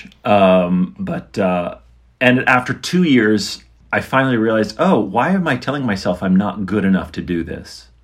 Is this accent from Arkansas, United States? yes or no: no; Pittsburgh, Pennsylvania, United States; moved away; also born or lived in Princeton, West Virginia / Central Florida / Las Vegas; I was born in Southern West Virginia, but I was raised outside of Pittsburgh